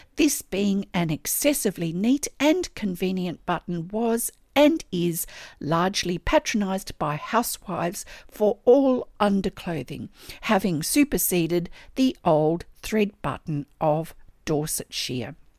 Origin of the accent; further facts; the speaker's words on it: Australia; I'm an Australian textile artist